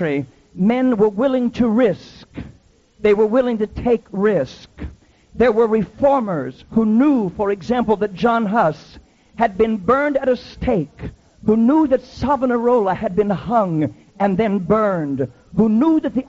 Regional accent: Iowa, United States; I grew up in Iowa

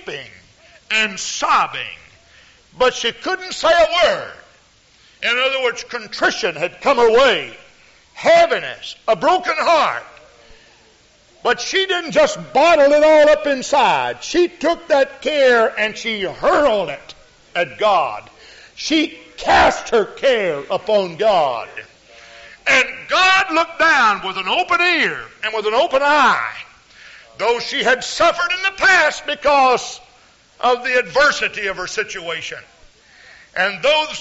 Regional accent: Houston, Texas, United States; I grew up with in Houston, Texas

